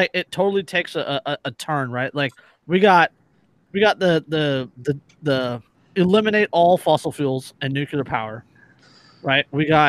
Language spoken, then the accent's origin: English; California, United States; As a Californian, I can't disagree.